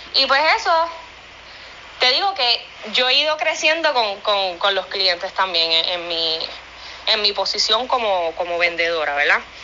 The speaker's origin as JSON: {"language": "Spanish", "country": "Puerto Rico", "said": "somos boricuas emprendiendo y haciendo todo con el sudor de nuestra frente"}